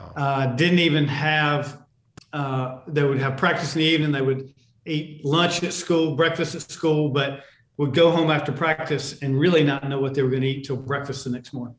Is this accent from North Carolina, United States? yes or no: yes; Charlotte, North Carolina, United States; the kids I grew up with in Charlotte